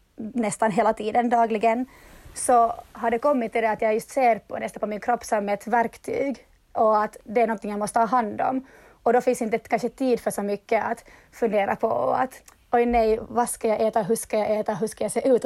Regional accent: Turku, Southwest Finland, Finland; jag kommer från Åbo och jag driver dansstudion KDC i Åbo

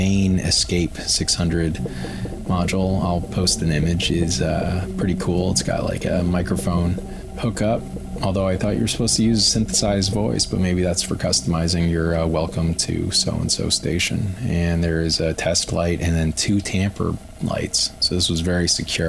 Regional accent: Aurora, Colorado, United States; I grew up in Denver, Aurora specifically

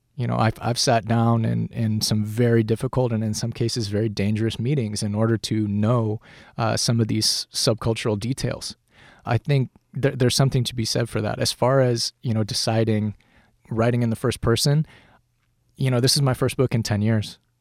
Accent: Colorado Springs, Colorado, United States; now in Los Angeles, United States; I'm from Colorado Springs. Where I grew up, no one was a writer

